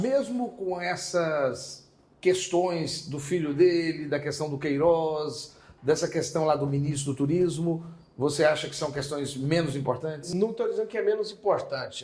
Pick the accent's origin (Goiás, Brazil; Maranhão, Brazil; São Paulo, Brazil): Goiás, Brazil; Goiânia; Eu, particularmente, nasci em Goiânia